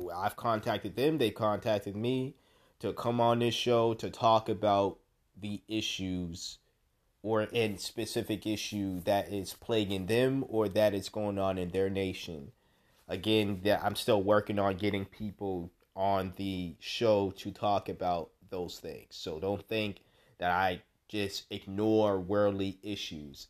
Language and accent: English; United States; an American